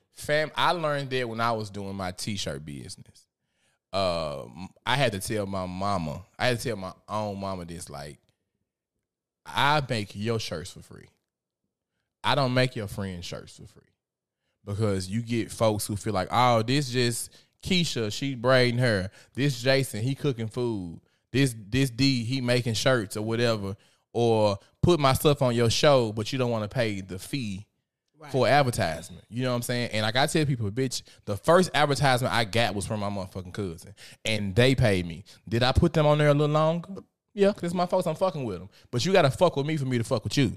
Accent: Memphis, Tennessee, United States; I'm from Memphis

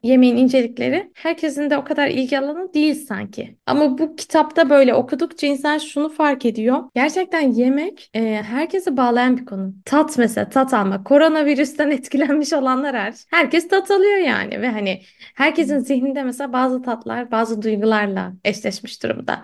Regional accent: Istanbul, Turkey; Sinopluyum ben. E, ama İstanbul'da doğup büyüdüm.

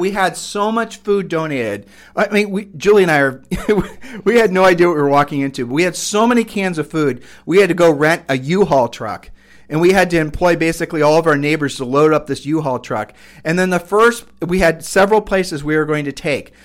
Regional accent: Ohio, United States; we're from Ohio

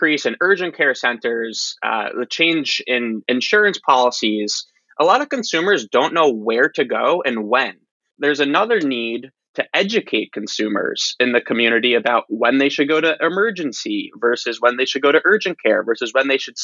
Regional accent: Long Island, New York, United States; moved away as an adult; also born or lived in Austin, Texas / Detroit, Michigan; I'm originally from New York, Long Island

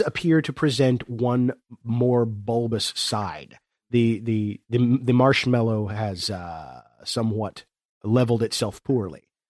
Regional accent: Chesapeake, Ohio, United States; I am, uh, born and raised in the Southern Ohio foothills region of the Appalachian Mountains

